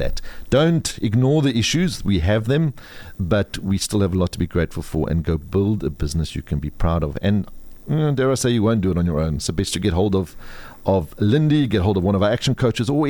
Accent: South Africa; But I am proudly South African

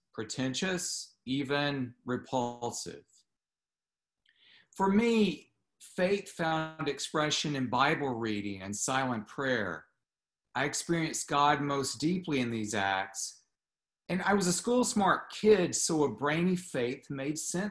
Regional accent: the American South, United States; I grew up in the American South where Jesus is everywhere

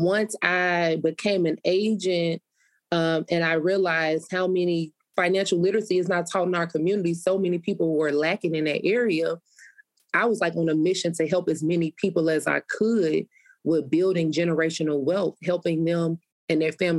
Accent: Chicago, Illinois, United States; I was born and raised on the South Side.

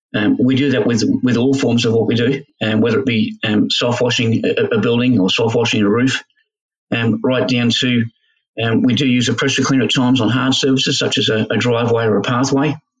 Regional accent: Australia; as Australian blokes

